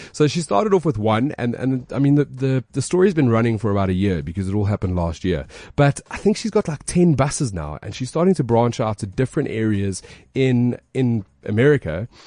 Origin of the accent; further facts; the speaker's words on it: Alberton, Gauteng, South Africa; I'm from Alberton